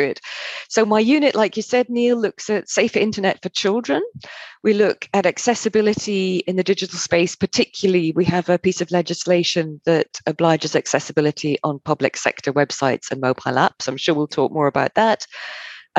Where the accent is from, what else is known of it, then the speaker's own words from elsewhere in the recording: United Kingdom; moved away as an adult; also born or lived in Germany; I didn't want to go back to Britain